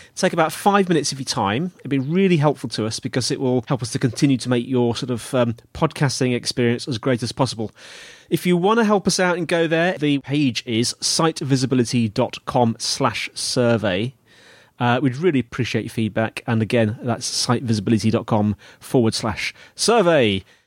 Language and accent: English; United Kingdom; I'm British